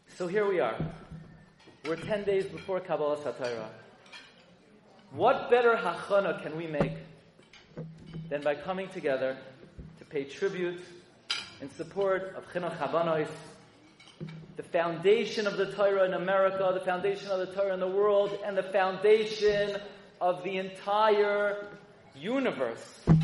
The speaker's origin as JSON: {"language": "English", "town": "New York City", "region": "New York", "country": "United States", "tie": "born or raised there", "said": "I grew up in Flatbush and Avenue M and East 31st"}